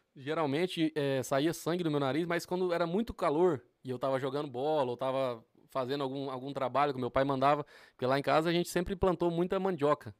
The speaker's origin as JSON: {"language": "Portuguese", "region": "Rondônia", "country": "Brazil", "tie": "born or raised there", "also_born_or_lived": "Porto Velho, Rondônia", "said": "eu nasci no, no, em, no, na capital de Rondônia, que é Porto Velho"}